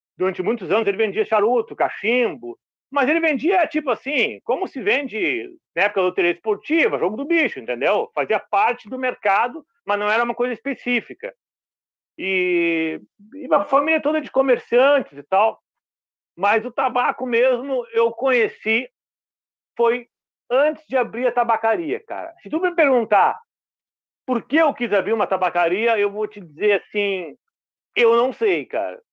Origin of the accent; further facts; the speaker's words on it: Porto Alegre, Rio Grande do Sul, Brazil; now in Cidreira, Brazil; sou natural de Porto Alegre, vivi lá 40 anos, estou aqui há 13 anos aqui na praia